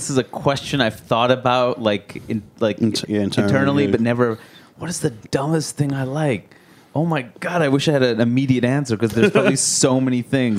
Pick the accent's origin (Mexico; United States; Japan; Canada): United States; New York City, New York; I grew up in Queens.